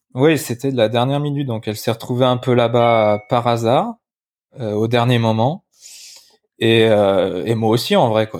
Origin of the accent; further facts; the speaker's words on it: Limoges, Nouvelle-Aquitaine, France; now in Biarritz, France; je suis né à Limoges, donc je rentre à Limoges voir ma famille pour Noël.